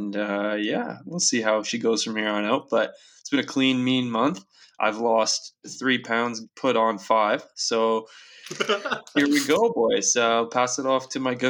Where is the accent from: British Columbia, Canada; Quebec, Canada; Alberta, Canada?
British Columbia, Canada; the Kootenays; now in Victoria, Canada; Growing up in the Kootenays